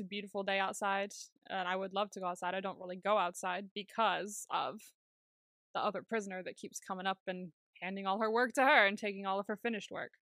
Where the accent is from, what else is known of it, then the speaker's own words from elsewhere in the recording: California, United States; moved away; I grew up in California